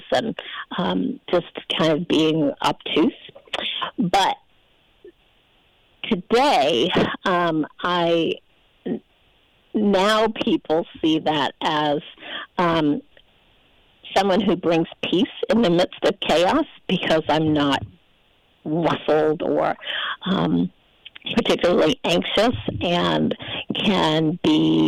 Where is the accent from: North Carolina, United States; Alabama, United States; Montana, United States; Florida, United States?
North Carolina, United States; Charlotte; I'm from Charlotte, North Carolina